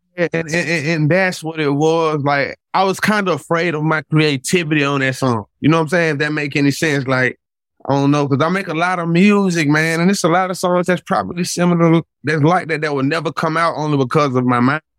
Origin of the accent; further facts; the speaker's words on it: Atlanta, Georgia, United States; I'm from Atlanta.